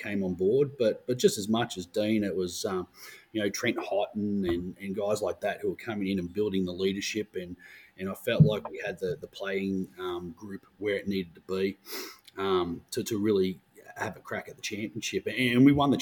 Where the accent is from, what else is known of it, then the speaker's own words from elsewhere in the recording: Melbourne, Victoria, Australia; I grew up in Watsonia, out in the northeastern suburbs.